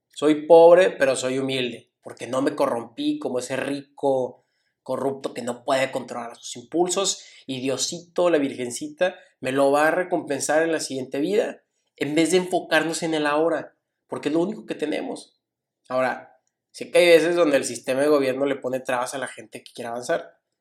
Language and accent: Spanish; Mexico; como mexicanos, incluyéndome